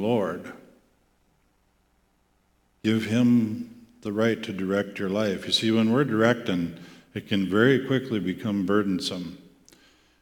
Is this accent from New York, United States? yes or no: no; Volga, South Dakota, United States; moved away as an adult; also born or lived in Grand Rapids, Michigan; my hometown in Volga, South Dakota